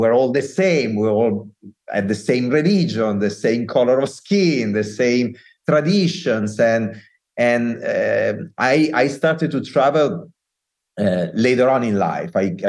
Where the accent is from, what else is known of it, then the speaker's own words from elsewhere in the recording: Italy; accent: Italian; English is a second language; moved away as an adult; also born or lived in Dublin, Ireland; now in United States; As you can hear from my accent that I'm not hiding at all, I'm Italian. I am almost 48 years old, and I'm now also an American citizen